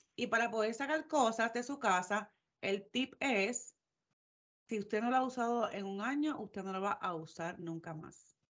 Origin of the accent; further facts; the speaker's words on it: Puerto Rico; now in Georgia, United States; somos de Puerto Rico, sabemos lo que es el calor